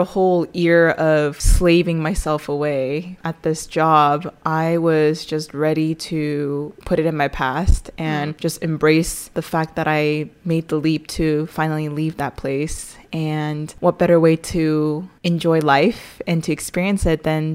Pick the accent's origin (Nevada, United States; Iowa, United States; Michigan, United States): Nevada, United States; Las Vegas; being born and raised in Vegas